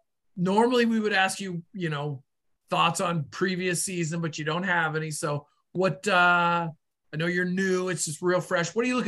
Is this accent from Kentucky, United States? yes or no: no; Boston, Massachusetts, United States; accent: Boston; my Boston get off my yard accent